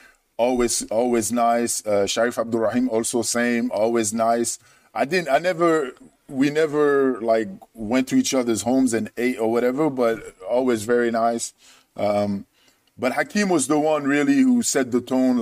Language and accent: English; France; moved away as an adult; also born or lived in Michigan / San Jose; culturally, I'm French.